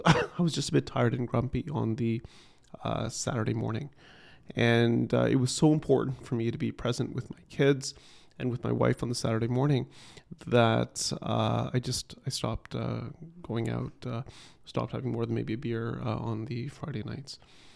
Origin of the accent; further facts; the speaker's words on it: Ottawa, Ontario, Canada; now in Toronto, Canada; growing up in Ottawa, I was new to Toronto. I didn't have a social circle.